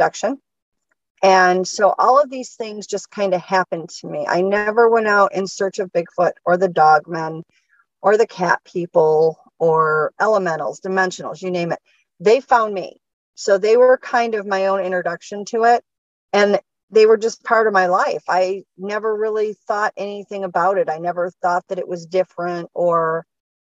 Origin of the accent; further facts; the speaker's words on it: Michigan, United States; Was born and raised in Michigan